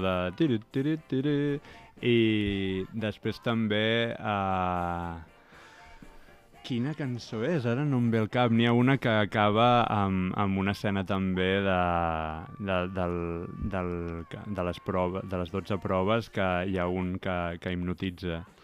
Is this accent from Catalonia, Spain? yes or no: yes; Premià de Mar, Catalonia, Spain; Jo vaig néixer i he viscut ah. molts anys a Premià de Mar